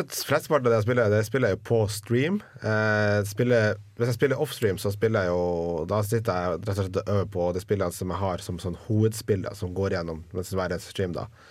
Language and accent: Norwegian; Northern Norway, Norway; jeg er nordlending